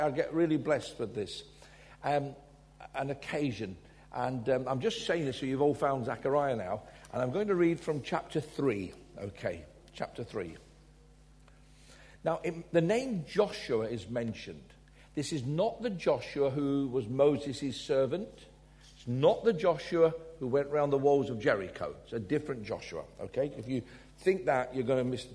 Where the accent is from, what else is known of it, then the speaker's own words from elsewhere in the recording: Glasgow, Scotland, United Kingdom; I was born in Glasgow